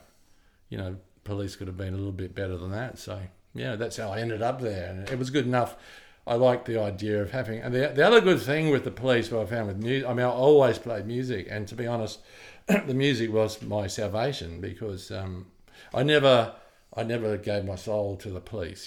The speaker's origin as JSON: {"language": "English", "country": "Australia", "tie": "born or raised there", "said": "when I was growing up in Australia"}